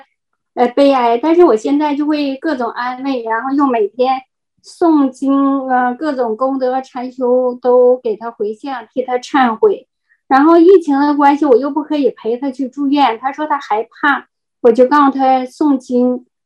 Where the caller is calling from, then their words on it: Heilongjiang, China; 我在黑龙江，